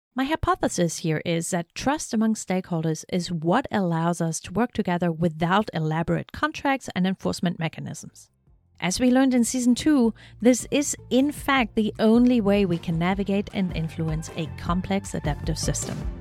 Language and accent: English; East Germany, Germany; also born or lived in North Carolina; now in Shenandoah Valley, United States; where I grew up in East Germany